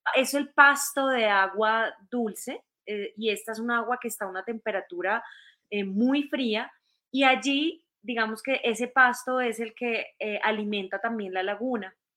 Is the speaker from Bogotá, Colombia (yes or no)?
no; Ibagué, Tolima, Colombia; en mi barrio donde yo me crié, en, en Ibagué, una ciudad muy cerca de Bogotá